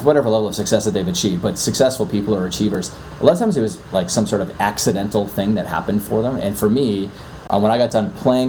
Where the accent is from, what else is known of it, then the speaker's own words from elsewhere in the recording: Canada; accent: Canadian; moved away as an adult; now in New York City, United States; I'm originally from Canada. I'm in New York City and I've been out here for 13 years now